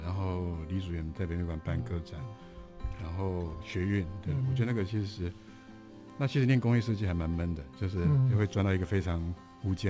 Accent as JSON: {"language": "Chinese", "town": "Guanshan", "region": "Taitung County", "country": "Taiwan", "tie": "born or raised there", "also_born_or_lived": "United States", "moved": "yes", "said": "我觉得在台东成长其实是一个生命中蛮蛮重要的经验。就是在那个充满山水的地方，在花东纵谷。那我印象深刻，应该是我的国小吧？那关山国小那个，"}